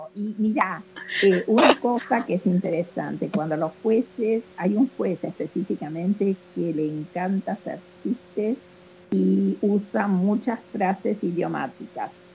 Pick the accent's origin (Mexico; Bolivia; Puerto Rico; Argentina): Argentina; accent: Argentine; moved away as an adult; now in Memphis, United States; y nosotras somos argentinas, y yo sigo, a pesar de, de estar en Estados Unidos hace 54 años, eh, lógicamente igual hablo como argentina